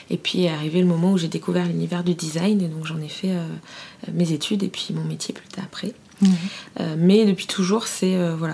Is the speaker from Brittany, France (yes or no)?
no; Fontainebleau, Île-de-France, France; also born or lived in Paris; je suis née à Paris, mais euh, à 5 ans, j'ai emménagé à Fontainebleau